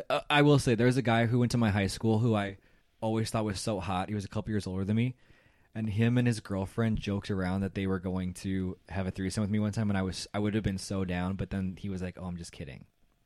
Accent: Chicago, Illinois, United States; Oh, my hometown.

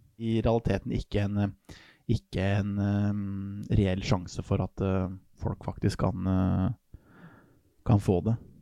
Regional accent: Norway; jeg er nordmenn

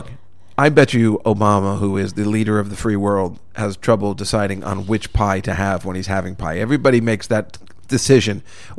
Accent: New Jersey, United States; I'm from New Jersey.

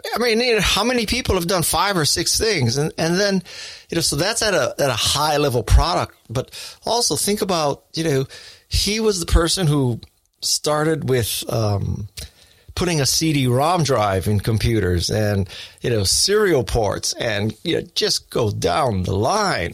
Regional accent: Honolulu, Hawaii, United States; I was born in Honolulu, Hawaii

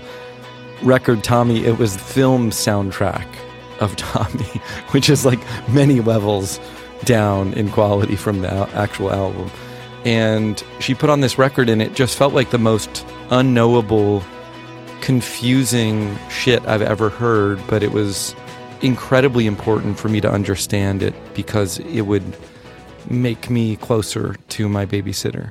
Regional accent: northern rural Florida, United States; now in San Francisco, United States; I grew up in Florida. In northern rural Florida, like Gainesville and Williston, Suwannee River, Jacksonville

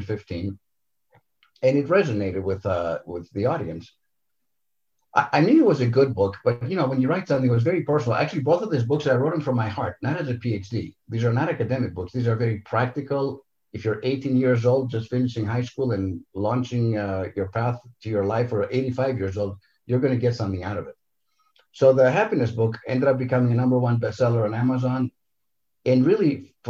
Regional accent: Greece; moved away; also born or lived in Santa Monica, California, United States; I'm Greek 100%, so born and raised in Greece. Moved to Southern California to a very beautiful coastal little community called Santa Monica. So that's where I grew up.

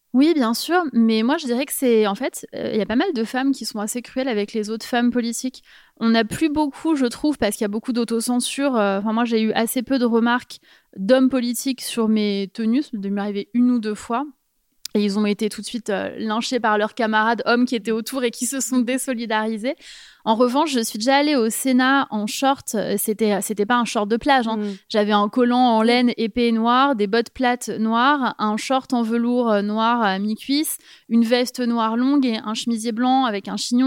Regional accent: Paris, Île-de-France, France; moved away as an adult; je suis parisienne

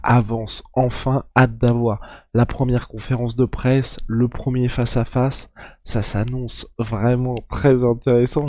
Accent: France; en tant que Français

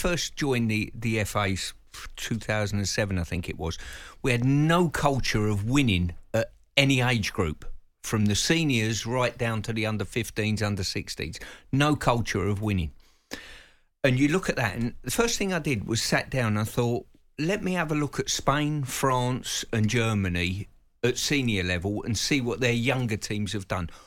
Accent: England, United Kingdom; we as English fans

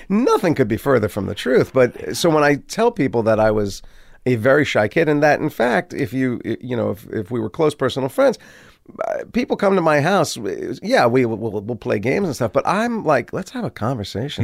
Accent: Maplewood, New Jersey, United States; also born or lived in Livingston, New Jersey; when I was twelve or thirteen, we moved from Maplewood to Livingston

